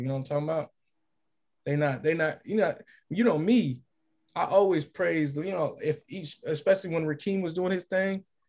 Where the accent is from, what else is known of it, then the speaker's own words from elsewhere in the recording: California, United States; moved away as an adult; also born or lived in Kansas / Illinois; I'm from California.